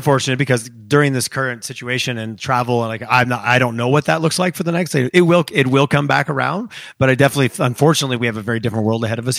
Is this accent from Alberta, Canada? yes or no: no; Montreal, Quebec, Canada; now in Calgary, Canada; when I first moved here back in 2000, there was a moment of like, I was from Montreal and that whole scene, I moved here.